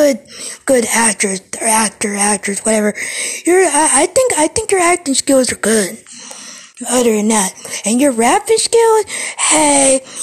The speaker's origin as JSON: {"language": "English", "town": "Cleveland", "region": "Ohio", "country": "United States", "tie": "born or raised there", "said": "I'm from Ohio, and, you know, the place of Ohio I'm from, Cleveland"}